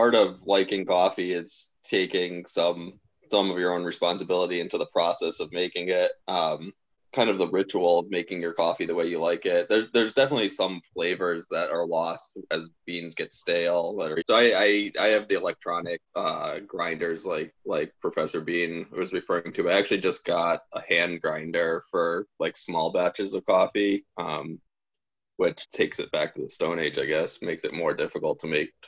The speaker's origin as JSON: {"language": "English", "region": "Northeast", "country": "United States", "said": "we're all from the Northeast"}